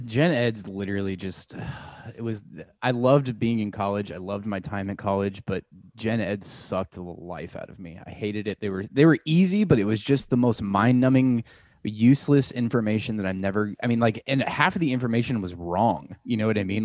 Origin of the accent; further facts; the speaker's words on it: Omaha, Nebraska, United States; being from Omaha, we always would travel to either Des Moines or Kansas City